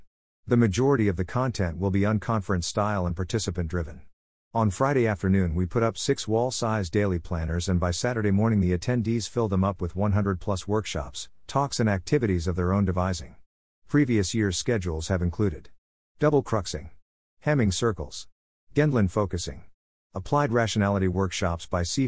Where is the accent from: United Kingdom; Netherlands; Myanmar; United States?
United Kingdom; I'm British and very awkward, so a lot of this stuff terrifies me.